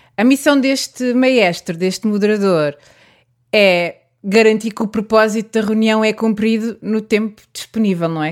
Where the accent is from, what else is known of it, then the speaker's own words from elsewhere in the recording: Santarém, Santarém District, Portugal; sou de Santarém